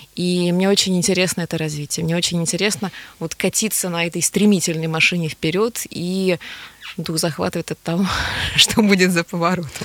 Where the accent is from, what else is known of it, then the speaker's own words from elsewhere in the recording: Kazan, Tatarstan, Russia; first language Tatar; moved away as an adult; Поволжье это моя родина, я выросла на Волге